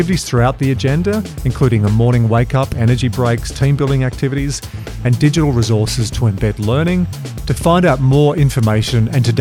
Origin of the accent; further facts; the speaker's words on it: Australia; as an Aussie